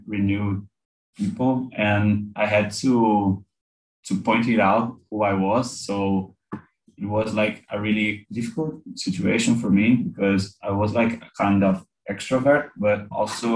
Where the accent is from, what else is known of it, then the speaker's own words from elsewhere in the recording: Brazil; I'm 20 and I'm from Brazil